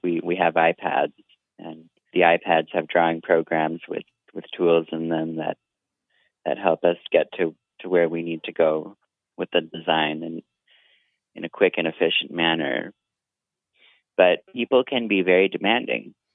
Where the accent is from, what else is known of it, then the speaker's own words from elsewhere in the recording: Vancouver, British Columbia, Canada; I'm an artist from Vancouver, BC